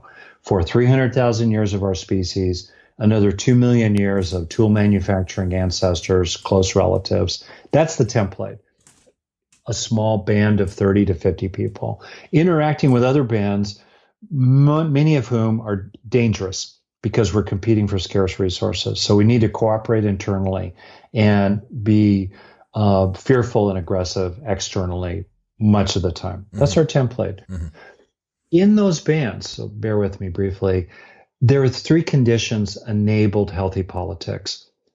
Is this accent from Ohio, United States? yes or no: no; Los Angeles, California, United States; Where I grew up in LA around Beverly Hills